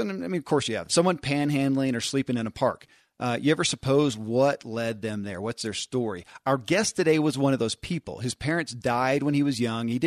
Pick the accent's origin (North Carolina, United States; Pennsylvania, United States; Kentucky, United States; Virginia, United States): Kentucky, United States; born or raised there